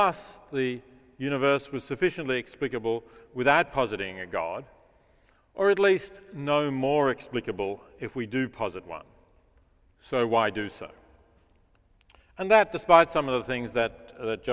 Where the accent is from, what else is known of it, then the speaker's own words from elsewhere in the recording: Melbourne, Victoria, Australia; moved away; my hometown, as I still think of Melbourne